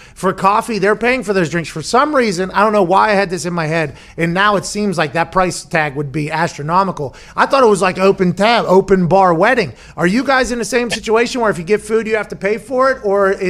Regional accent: Detroit, Michigan, United States; Let those hockey people know that I'm from Hockey Town, okay? I am from Hockey Town.

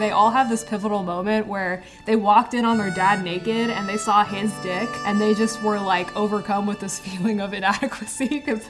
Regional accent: United States; I'm American

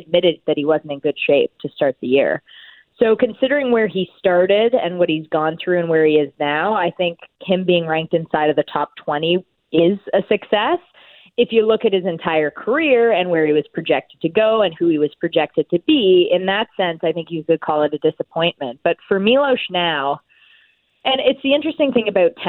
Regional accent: Canada; I'm a Canadian tennis fan.

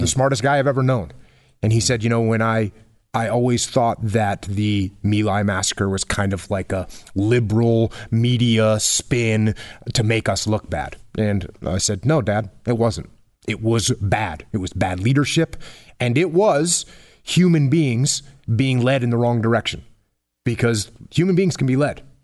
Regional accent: New England, United States; I grew up in New England

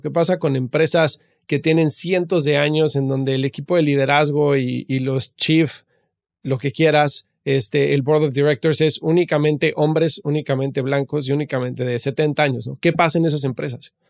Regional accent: Mexico; also born or lived in United States; yo que soy mexicano

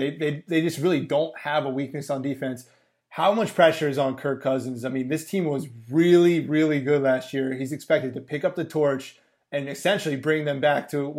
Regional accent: Washington, D.C. area, United States; born or raised there; moved away

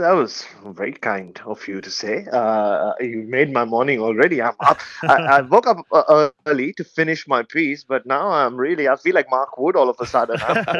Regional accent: India; moved away as an adult; now in Adelaide, Australia; I'm originally from India, as you know. I covered Indian cricket for a long, long time, writing for a newspaper back in India. And then I moved 5 years ago to the beautiful city of Adelaide

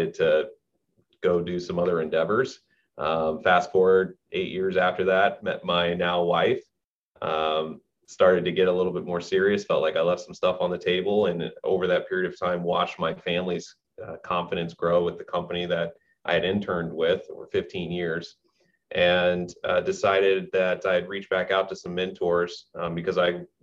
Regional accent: St. Louis, Missouri, United States; also born or lived in Los Angeles; I was born and raised in St. Louis, Missouri

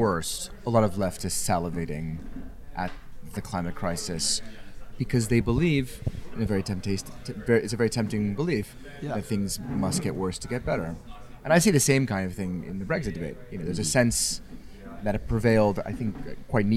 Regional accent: Los Angeles, California, United States; moved away as an adult; also born or lived in continental Europe; I'm from Los Angeles

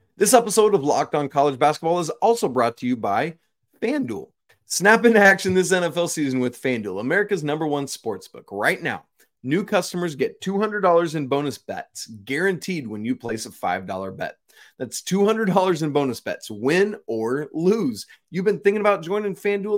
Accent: Atlanta, Georgia, United States; I grew up in Atlanta, and my dad always told me that growing up in Atlanta was one of the biggest disservices I ever had in terms of learning to drive

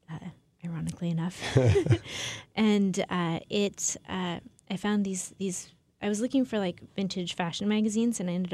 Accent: Portland, Oregon, United States; moved away; I am from Portland. Oh, okay. Yeah, that's where I grew up.

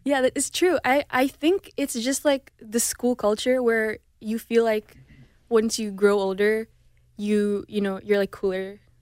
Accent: Indonesia; first language Indonesian; also born or lived in Houston; now in Los Angeles, United States; growing up in Indonesia, there's a lot of cultural differences

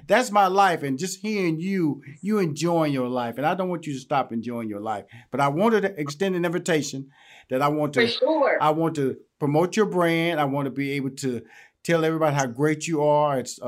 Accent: Houston, Texas, United States; I'm from Houston, Texas. I'm country. So I'm country. Okay. Used to say I'm country. And don't let the suit fool you. Don't let the semi-articulation may fool you. Your boy is straight up out of Fifth Ward, Texas.

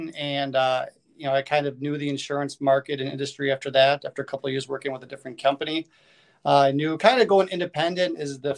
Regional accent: Kenosha, Wisconsin, United States; now in Sussex, United States; I'm from Kenosha, born and raised, and now I live up in the Sussex area

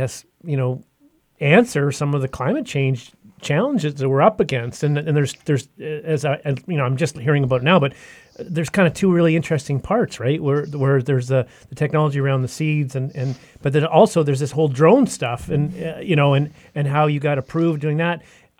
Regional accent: Yukon, Canada; I grew up in Northern Canada, in the Yukon, lots of forest fires up there, kind of very dry part of the world, arid

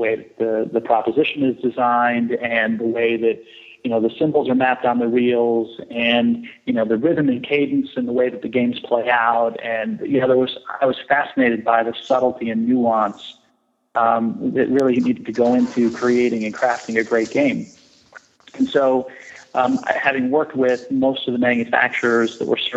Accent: San Francisco, California, United States; I grew up in the Bay Area in San Francisco, but then spent most of my vacations and summers in Las Vegas.

